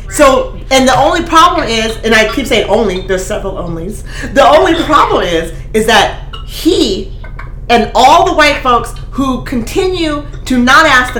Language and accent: English; Eugene, Oregon, United States; I grew up in Eugene.